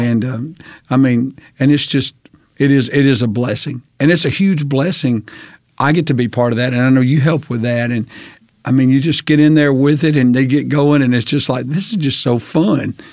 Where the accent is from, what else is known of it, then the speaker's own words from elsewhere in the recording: Hansville, United States; moved away as an adult; I grew up in Hansville and then left here for many years, for almost twenty years, and then came back